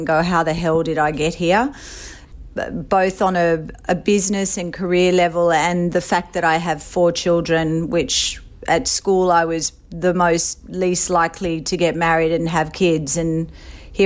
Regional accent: Sydney, New South Wales, Australia; moved away as an adult; also born or lived in Brooklyn; now in New York City, United States; I grew up in Sydney, Australia. I was raised on the Northern Beaches, beautiful place in the world. And I moved to New York City when I was 29.

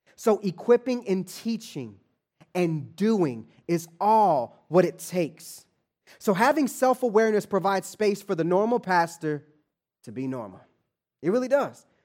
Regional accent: Kansas City, Kansas, United States; moved away as an adult; also born or lived in Atlanta, Georgia; now in Los Angeles, United States; born and raised in Kansas City, grew up in Wyandotte County

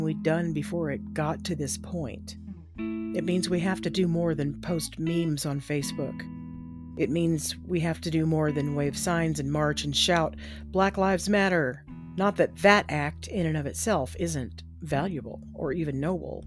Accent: Texas, United States; I grew up in Texas and was taught that black people were second-class citizens at best.

